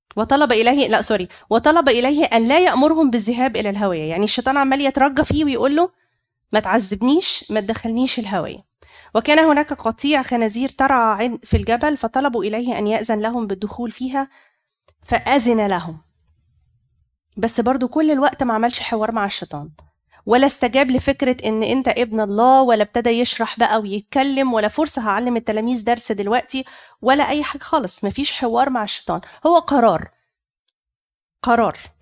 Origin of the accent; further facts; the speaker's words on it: Egypt; عندنا في مصر